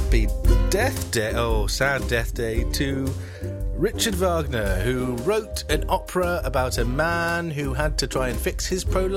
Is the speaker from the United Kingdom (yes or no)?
yes; United Kingdom